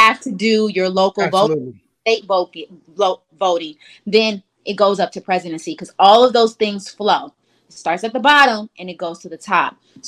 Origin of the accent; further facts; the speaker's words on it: Detroit, Michigan, United States; now in Huntsville, United States; I'm from Detroit.